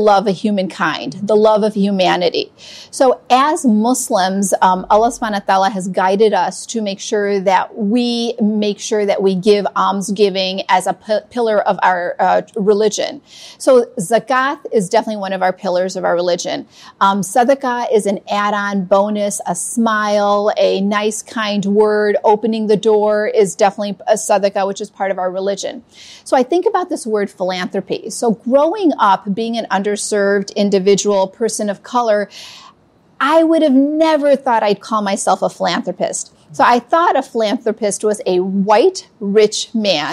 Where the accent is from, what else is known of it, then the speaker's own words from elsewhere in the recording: Chicago, Illinois, United States; also born or lived in Hyderabad, India; I came here when I was 2 years old to Chicago. And I've been living in Chicago for 50 years.